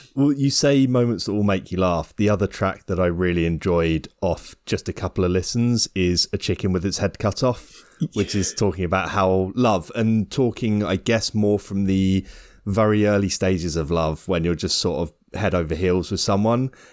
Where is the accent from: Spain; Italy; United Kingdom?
United Kingdom; as a Brit